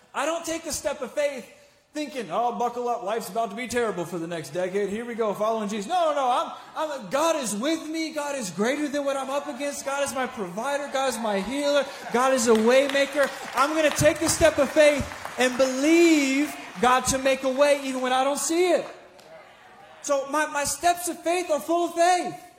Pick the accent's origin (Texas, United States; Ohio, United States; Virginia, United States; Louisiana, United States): Virginia, United States; Richmond; I'm from Richmond, Virginia